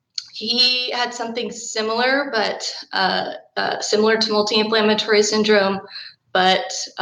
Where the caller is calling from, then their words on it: College Station, Texas, United States; I'm calling from College Station, Texas